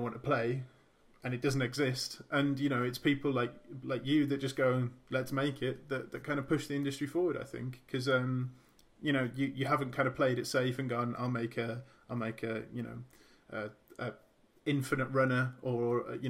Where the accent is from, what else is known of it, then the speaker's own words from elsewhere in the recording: Birmingham, West Midlands, United Kingdom; I'm from Birmingham